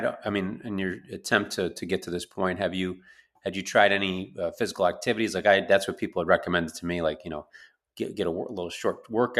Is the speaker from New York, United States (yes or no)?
yes; New York, United States; That's growing up in New York.